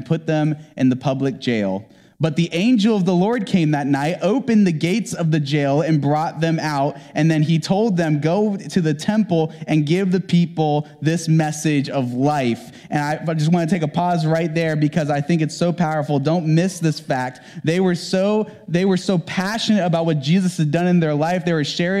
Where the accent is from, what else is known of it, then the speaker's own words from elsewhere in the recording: the South, United States; moved away; I'm from the South, and I was raised in the South, and I went to church in the South